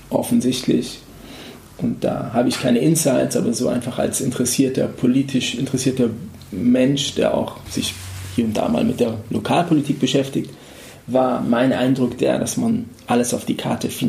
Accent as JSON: {"language": "German", "town": "Frankfurt", "region": "Hesse", "country": "Germany", "said": "Jetzt bin ich hier in Frankfurt, in meiner Heimat."}